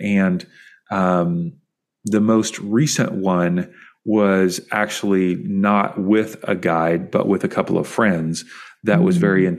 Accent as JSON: {"language": "English", "region": "Kentucky", "country": "United States", "tie": "born or raised there", "said": "I grew up in Kentucky"}